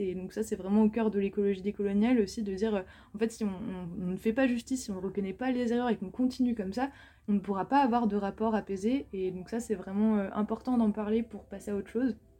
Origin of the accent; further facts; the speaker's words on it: France; je parle de moi en tant que française, grandi